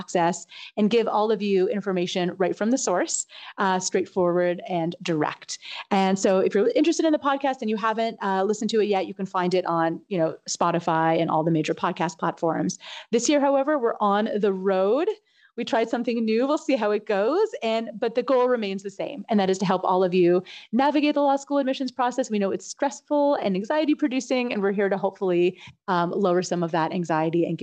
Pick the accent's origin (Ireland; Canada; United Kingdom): Canada; moved away; I'm Canadian